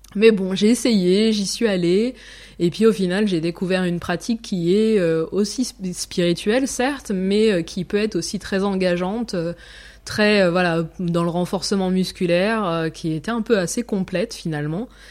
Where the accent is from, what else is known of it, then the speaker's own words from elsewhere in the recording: France; moved away as an adult; now in Zurich, Switzerland; je suis française